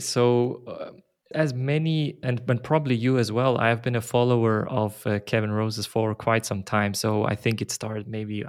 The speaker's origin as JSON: {"language": "English", "town": "Basel", "region": "Basel-Stadt", "country": "Switzerland", "lives_now": "Zurich, Switzerland", "said": "I'm from Basel originally, but I live in Zurich"}